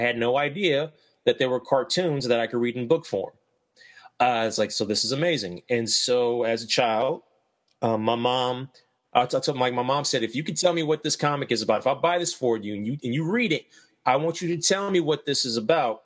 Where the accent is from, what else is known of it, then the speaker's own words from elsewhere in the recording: Ohio, United States; now in Lexington, Kentucky, United States; I grew up in Ohio, and where I lived in Ohio